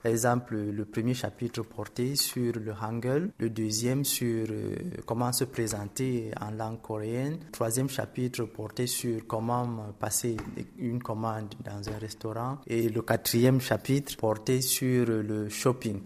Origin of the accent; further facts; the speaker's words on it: Cameroon; je viens du Cameroun, qui est un pays euh, d'Afrique centrale